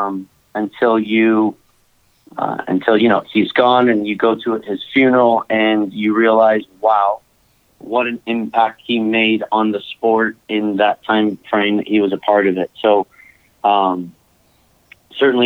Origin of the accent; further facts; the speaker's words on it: Saratoga, California, United States; originally from Northern California, Saratoga. More specific, just outside San Jose. Born and raised, grew up in this area